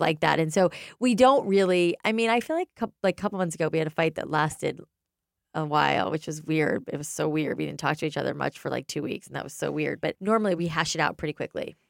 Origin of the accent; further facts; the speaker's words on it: South Florida, United States; we grew up in South Florida